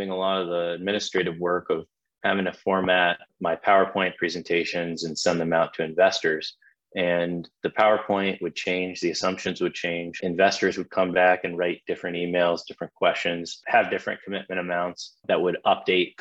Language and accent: English; Atlanta, Georgia, United States; I'm from Atlanta, Georgia